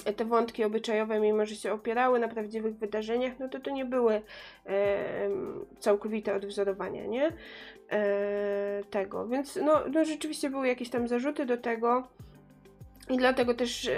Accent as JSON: {"language": "Polish", "region": "Pomeranian Voivodeship", "country": "Poland", "said": "pochodzę, pochodzę z Pomorza"}